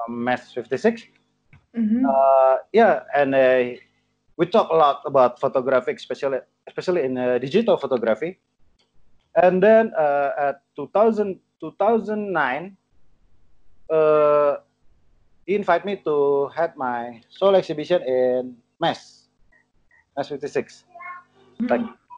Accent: Jakarta, Indonesia; English is a second language; moved away as an adult; now in Yogyakarta, Indonesia; I was born in Jakarta, and I moved to Jogja in 1st of January in 2014

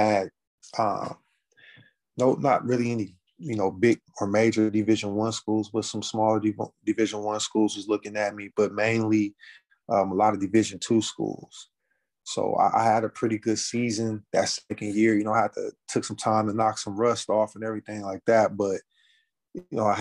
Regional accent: California, United States; moved away as an adult; also born or lived in Texas; I'm from California, man. I'm out here sitting in the middle of Texas, small town.

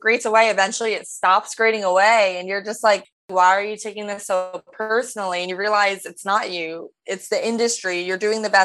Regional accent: Rumson, New Jersey, United States; moved away as an adult; also born or lived in Greenwich, Connecticut / Lima, Peru / Los Angeles; growing up in New Jersey, my mom would take me to auditions

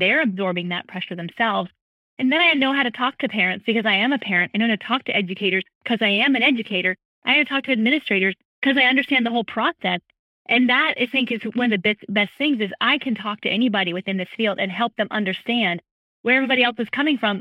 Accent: California, United States; now in Charleston, United States; I grew up in California

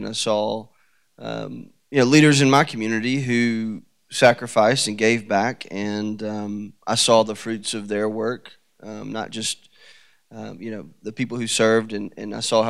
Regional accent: Decatur, Alabama, United States; moved away as an adult; also born or lived in Birmingham, Alabama; now in Franklin, United States; Well, I grew up in Decatur, Alabama, and my wife, Amy, and our three girls live in the downtown area.

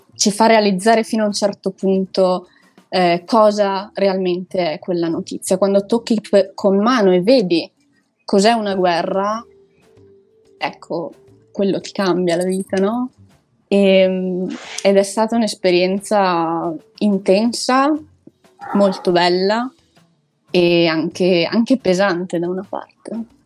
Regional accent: province of Belluno, Veneto, Italy; moved away as an adult; now in Lisbon, Portugal; io sono cresciuta, nata, eccetera, eccetera, in un paesino piccino in provincia di Belluno

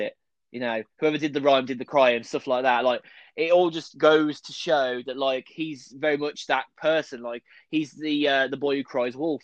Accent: United Kingdom; we're British

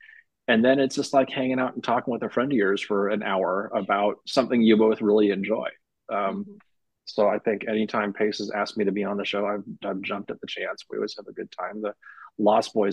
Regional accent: Berkeley, California, United States; I grew up in Berkeley in the 70s and the 80s

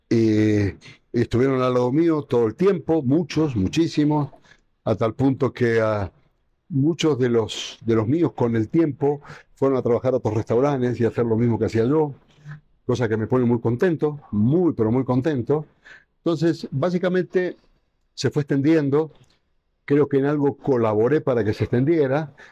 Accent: Ecuador; yo crecí con la gastronomía, yo prácticamente crecí con la gastronomía en Ecuador y hoy la gastronomía de Ecuador es lo que es

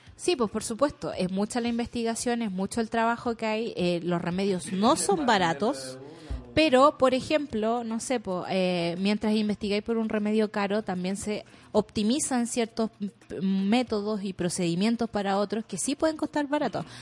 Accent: Chile; born or raised there

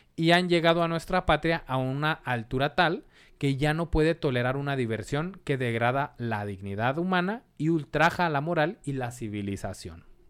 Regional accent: Ciudad Juárez, Chihuahua, Mexico; de aquí somos de Ciudad Juárez

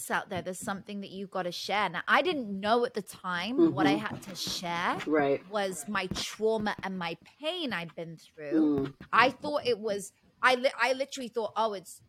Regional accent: Oxfordshire, South East England, United Kingdom; also born or lived in London; now in United States; So I grew up in Oxfordshire, which is in the countryside in England, in the UK. You can probably tell by the accent.

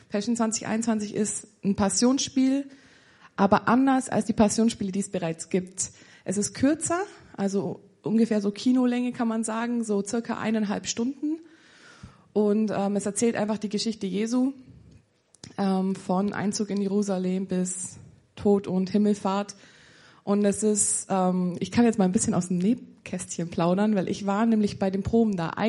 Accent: Füssen, Bavaria, Germany; ich bin 25. Ähm, genau, ich komme aus Bayern, bin der waschechte Bayer und ähm, komme aus der Umgebung Füssen.

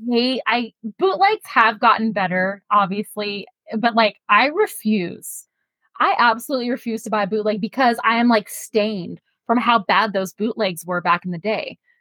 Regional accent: San Leandro, California, United States; I grew up in San Leandro, literally next door to Oakland

